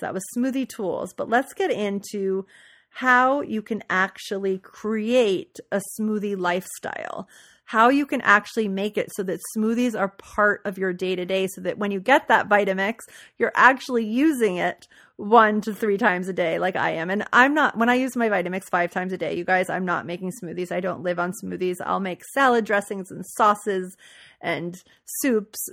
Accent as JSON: {"language": "English", "town": "New Orleans", "region": "Louisiana", "country": "United States", "tie": "born or raised there", "moved": "yes", "said": "I grew up in New Orleans"}